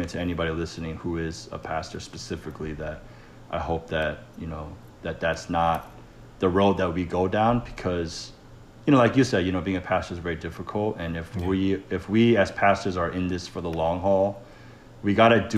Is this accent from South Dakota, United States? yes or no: no; Atlanta, Georgia, United States; also born or lived in Wayne, New Jersey / Clifton, New Jersey; Even though I was born in Jersey, I always love Atlanta first just because I grew up here.